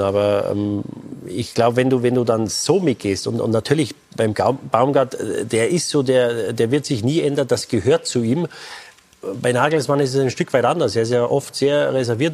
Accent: Germany; als Deutsche

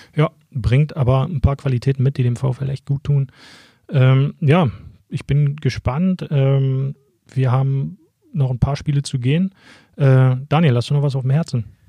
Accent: Schöningen area, Lower Saxony, Germany; ich komme da aus der Gegend, deswegen kenne ich mich dort ganz gut aus

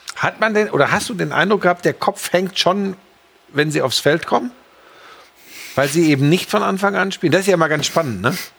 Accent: Greater Stuttgart area, Baden-Württemberg, Germany; moved away; also born or lived in Nürtingen; ich bin ja in, im Großraum Stuttgart groß geworden, habe da meine, ne? meine, meine, Schulzeit verbracht am Fuße der Schwäbischen Alb

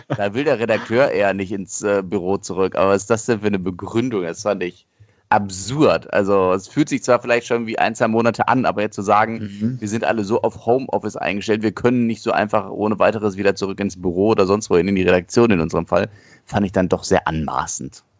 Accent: Germany; bei uns in Deutschland

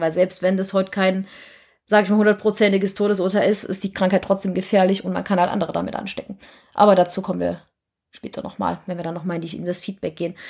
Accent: East Germany, Germany; ich komme aus dem Osten

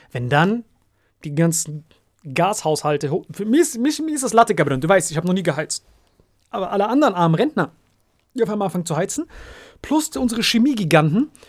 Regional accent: Saarland, Germany; ich bin Saarländer

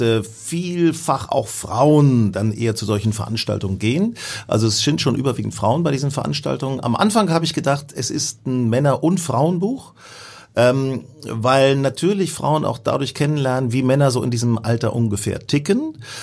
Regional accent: Hanover, Lower Saxony, Germany; Da bin ich nach Hannover gefahren, meiner Heimatstadt, wo ich noch meinen ersten Wohnsitz habe

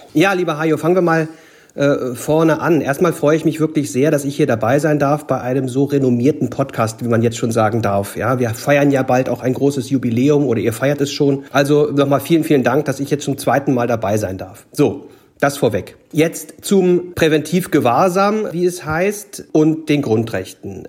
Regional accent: Gorleben area, Lower Saxony, Germany; ich komme ja aus der Ecke

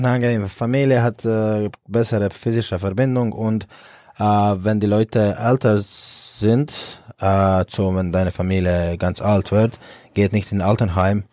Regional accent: Split, Split-Dalmatia County, Croatia; German is a second language; moved away as an adult; now in Erlangen, Germany; ich bin in Split groß geworden und aufgewachsen.

